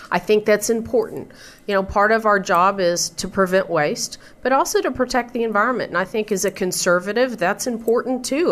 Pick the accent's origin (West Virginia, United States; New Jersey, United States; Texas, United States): Texas, United States; Midland; I grew up in Midland, it's a desert out there